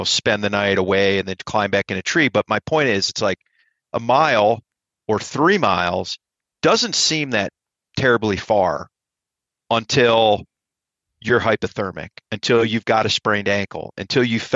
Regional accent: Ohio, United States; I'm from Ohio

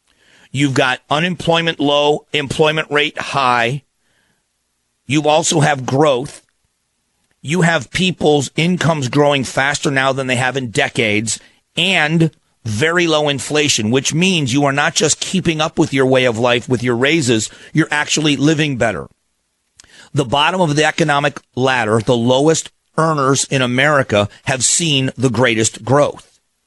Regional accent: Fort Myers, Florida, United States; I grew up in Southwest Florida in a town called Fort Myers. I moved there when I was young. I was 11 years old.

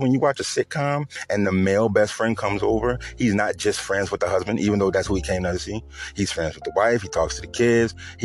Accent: New Orleans, Louisiana, United States; I'm from the South, I'm from New Orleans

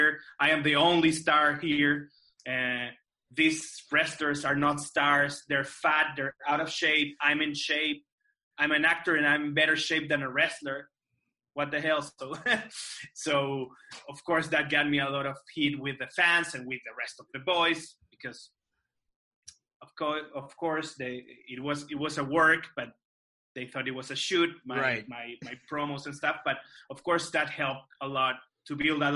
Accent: Santiago, Santiago Metropolitan Region, Chile; Chile, Santiago de Chile, my hometown

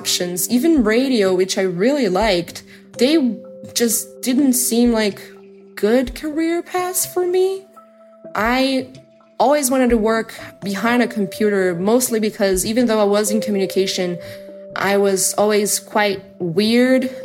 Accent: Brazil; I'm from Brazil

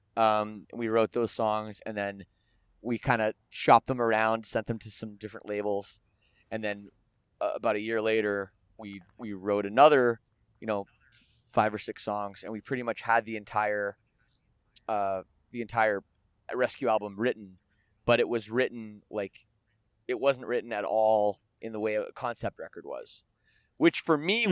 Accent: Canada; I'm Canadian and and we we have universal health care

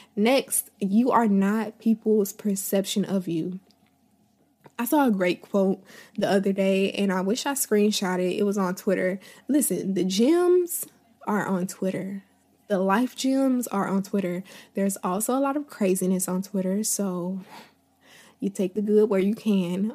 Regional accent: Tallahassee, Florida, United States; moved away as an adult; now in Atlanta, United States; I've lived in, um, my hometown since I was born. I was born and raised here. I never left

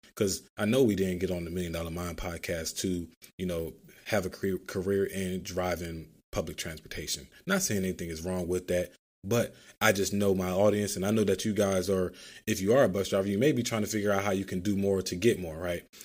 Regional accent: Philadelphia, Pennsylvania, United States; growing up in Philadelphia, riding public transportation all the time

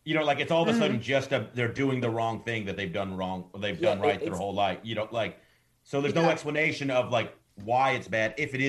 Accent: Dallas, Texas, United States; Well, I am from Dallas.

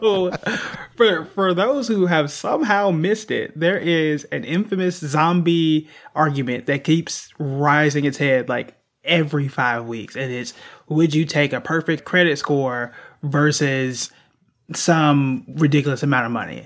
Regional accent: Tulsa, Oklahoma, United States; I'm from Tulsa, Oklahoma

